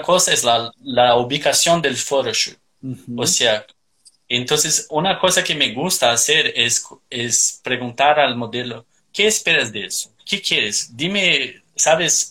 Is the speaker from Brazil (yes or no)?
yes; Curitiba, Paraná, Brazil; Spanish is a second language; now in Australia; Soy de Curitiba, al sur de Brasil